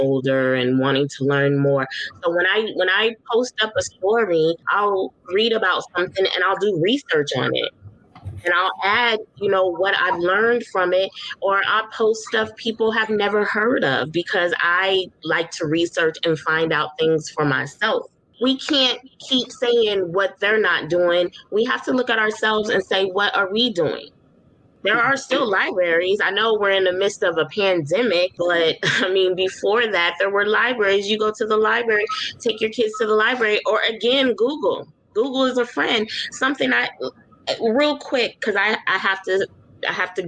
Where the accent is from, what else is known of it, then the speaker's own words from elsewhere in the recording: Southern California, United States; I was in Southern California